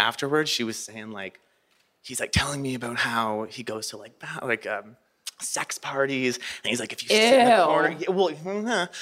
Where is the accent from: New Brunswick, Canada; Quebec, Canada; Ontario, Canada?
Ontario, Canada; Toronto; also born or lived in Montreal; I'm from Toronto, but I like went to school in Montreal